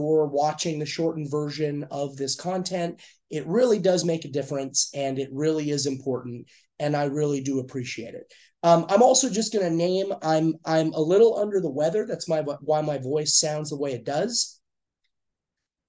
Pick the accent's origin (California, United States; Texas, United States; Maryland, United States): California, United States; Eastern Los Angeles County; I grew up in Eastern Los Angeles County